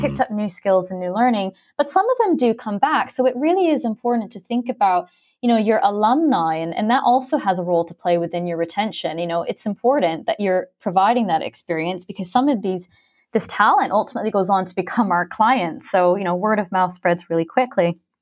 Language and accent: English; Philippines; also born or lived in Canada; now in London, United Kingdom; I was born in Canada, but I'm actually half Filipino, and I spent well over a decade growing up in the Philippines on a very small island